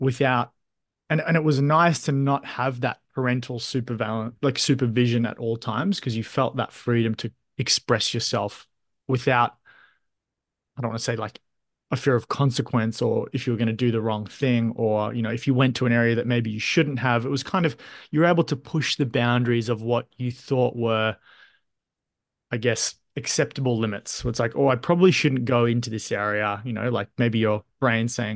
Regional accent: Australia; So my mind immediately goes to my childhood, single parent household. My mother was, you know, often working. So you kind of got that independence at an early age. You're often left at home. Growing up in Australia

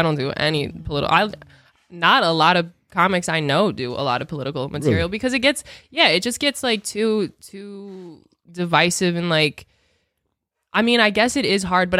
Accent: McHenry, Illinois, United States; McHenry's my hometown.

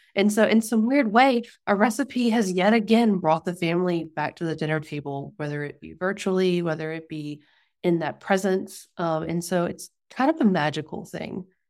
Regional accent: Mobile County, Alabama, United States; moved away; we're from Mobile County and, like, on the Gulf. But I grew up a little further north than his family

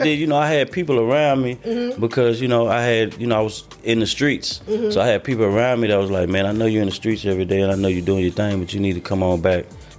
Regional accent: Dallas, Texas, United States; I'm from Dallas.

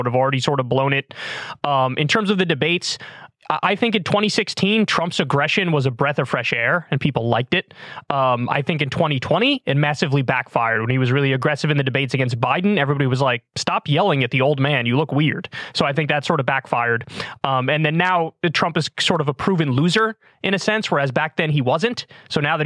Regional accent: New York, United States; I'm a New Yorker

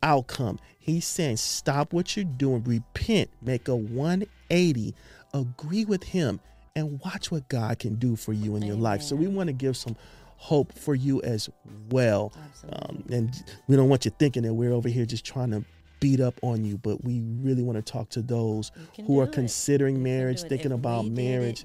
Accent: Los Angeles, California, United States; We're from Los Angeles, California.

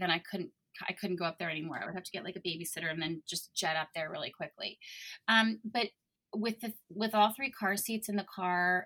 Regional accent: Maryland, United States; moved away as an adult; also born or lived in New York; I'm from Maryland

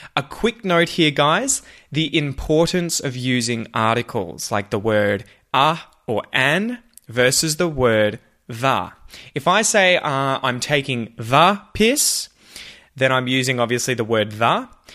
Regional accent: Australia; accent: Australian

